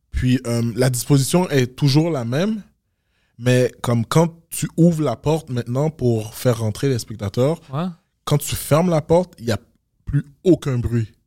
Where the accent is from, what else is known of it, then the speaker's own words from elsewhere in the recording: Montreal, Quebec, Canada; Mais moi, je viens de Montréal.